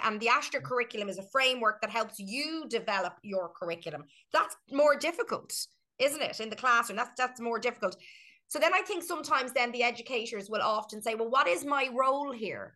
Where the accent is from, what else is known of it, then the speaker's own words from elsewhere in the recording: Ireland; we are Irish